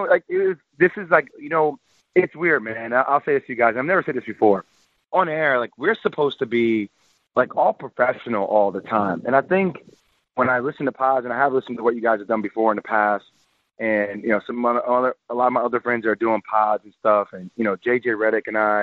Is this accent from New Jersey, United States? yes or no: yes; New Jersey, United States; I'm from Jersey